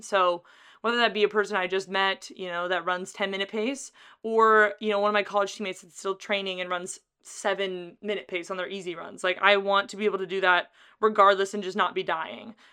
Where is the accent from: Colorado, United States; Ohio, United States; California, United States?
California, United States; Carlsbad; It's in my hometown